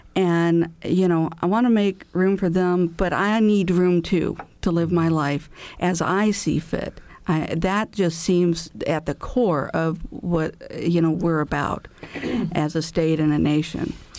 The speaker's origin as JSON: {"language": "English", "region": "Illinois", "country": "United States", "moved": "yes", "lives_now": "Indiana, United States", "said": "my home state of Illinois"}